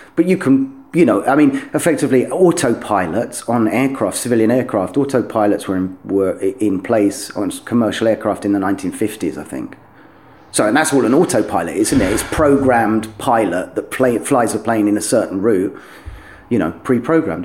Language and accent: English; London, United Kingdom; moved away as an adult; also born or lived in Doncaster / Cornwall; now in Kharkiv, Ukraine; I grew up in London until I was a kind of teenager.